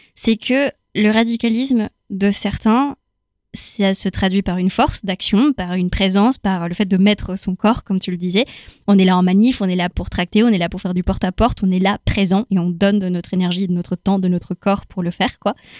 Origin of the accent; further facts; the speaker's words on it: Chile; now in France; moi, je viens du Chili, pour le coup. Donc, euh, j'ai grandi dans un contexte post-dictature